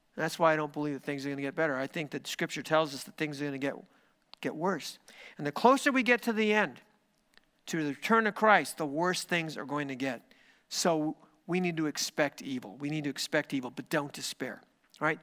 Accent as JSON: {"language": "English", "country": "United States", "said": "my country, which is the United States of America"}